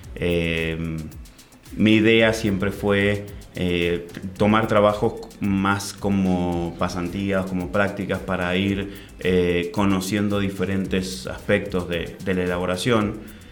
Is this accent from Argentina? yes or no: yes; Mendoza, Argentina; moved away; also born or lived in Santiago, Chile; Yo nací en Santiago, en Chile. Soy chileno también. Ok. Eh, y mm, a los, dos, años me fui a vivir a Mendoza